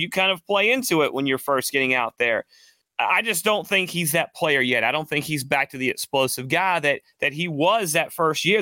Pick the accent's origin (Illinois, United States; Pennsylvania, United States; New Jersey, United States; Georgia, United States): Georgia, United States; Atlanta; I grew up in Atlanta. I'm a I'm an Atlanta lifer, as you can tell my voice.